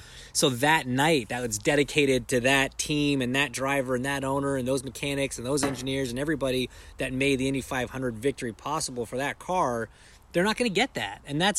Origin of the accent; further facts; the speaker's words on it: Canada; I'm Canadian.